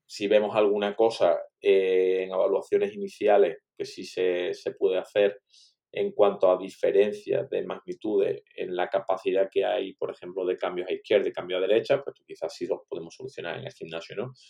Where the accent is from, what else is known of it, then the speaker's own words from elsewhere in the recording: Málaga, Andalusia, Spain; moved away as an adult; also born or lived in China; estando ahora en Málaga, que bueno, pues como comentabas, para que no lo sepa, resulta que, es mi ciudad natal además